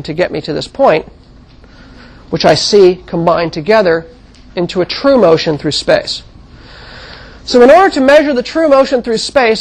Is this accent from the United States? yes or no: yes; Midwest, United States; also born or lived in Kansas / Missouri; now in California, United States; I didn't actually live in California all my life. I grew up in the Midwest, and I lived in Kansas and Missouri for a while as a very young child